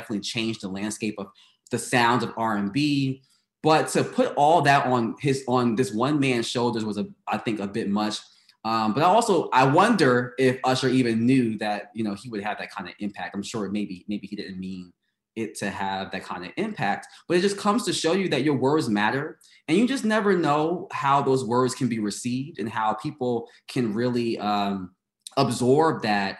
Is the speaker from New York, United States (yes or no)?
yes; New York City, New York, United States; moved away as an adult; I came from Brooklyn.